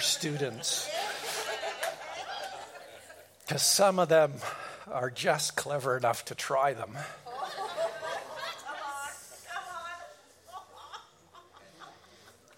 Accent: Kelowna, British Columbia, Canada; we drove back to Kelowna, my hometown

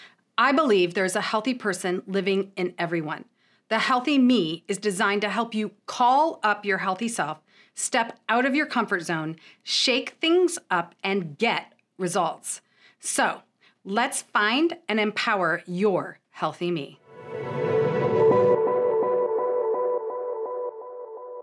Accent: Ohio, United States; I'm from Ohio

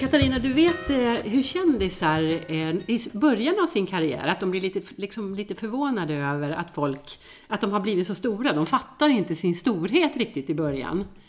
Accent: Gothenburg, Västra Götaland, Sweden; moved away; also born or lived in Mallorca; jag är född och uppvuxen i Göteborg

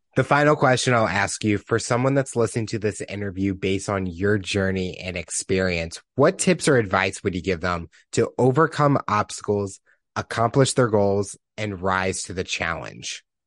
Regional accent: Missouri, United States; I'm from Missouri

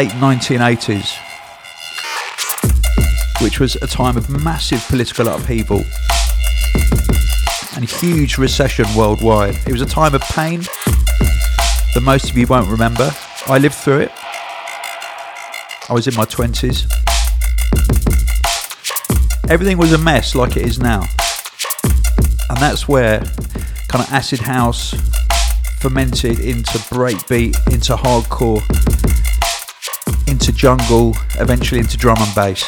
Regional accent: United Kingdom; I'm British.

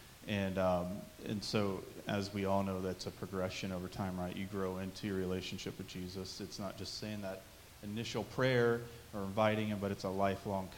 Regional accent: between Tipp City and Troy, Ohio, United States; I actually grew up in between Tip City and Troy, Ohio, so not too far from here.

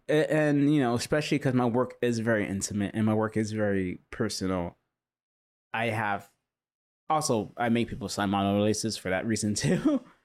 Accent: Huntington Beach, California, United States; I grew up in Huntington Beach

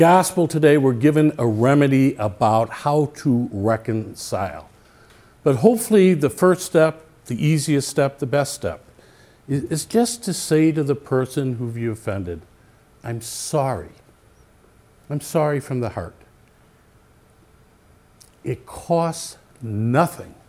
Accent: Mount Prospect, Illinois, United States; I grew up in Mount Prospect

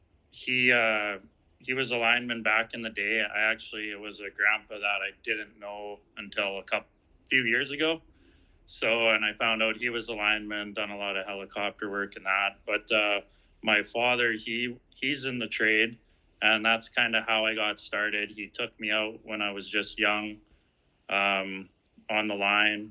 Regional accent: Manitoba, Canada; I'm from Manitoba, Canada, a small town, probably about maybe 20 people in it

